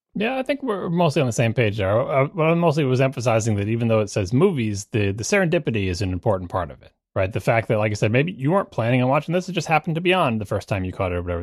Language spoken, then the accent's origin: English; Long Island, New York, United States; I grew up on Long Island